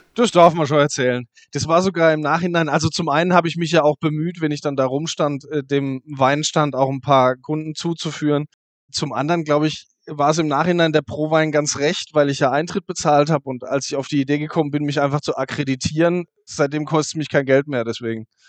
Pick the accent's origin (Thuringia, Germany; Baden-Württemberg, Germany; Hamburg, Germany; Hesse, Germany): Baden-Württemberg, Germany; Kaiserstuhl; vom Weingut Pix am Kaiserstuhl, also aus meiner Heimat